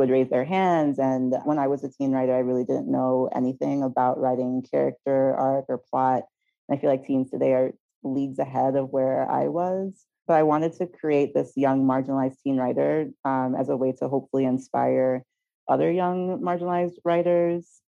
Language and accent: English; U.S. Virgin Islands; also born or lived in New York / Philadelphia; now in Los Angeles, United States; I was born and raised in St. Thomas of the U.S. Virgin Islands